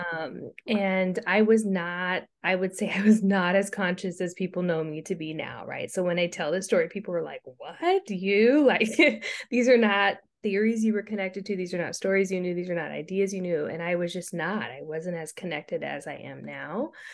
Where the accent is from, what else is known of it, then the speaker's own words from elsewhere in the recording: Stockton, California, United States; moved away as an adult; also born or lived in Princeton / Long Beach / Philadelphia; I'm from Stockton, California.